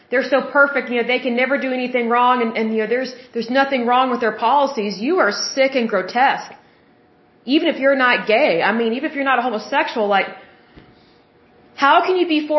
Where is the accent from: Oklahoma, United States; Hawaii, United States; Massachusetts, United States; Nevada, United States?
Oklahoma, United States; I'm from Oklahoma, and yes, I love my state, but I don't actually like where I live. I have never liked living in Oklahoma